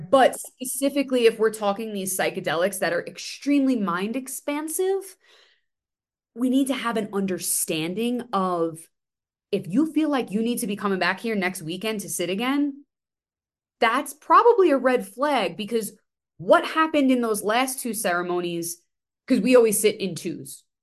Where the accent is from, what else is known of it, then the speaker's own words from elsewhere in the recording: New York City, New York, United States; I'm from Staten Island.